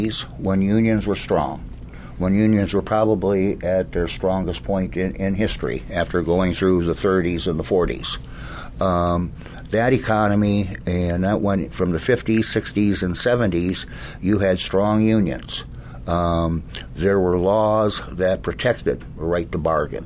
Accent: Dubuque, Iowa, United States; I grew up in Dubuque, Iowa

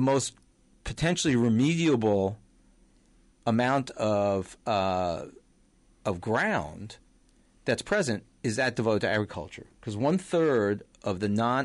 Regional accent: New York City, New York, United States; I grew up in Queens

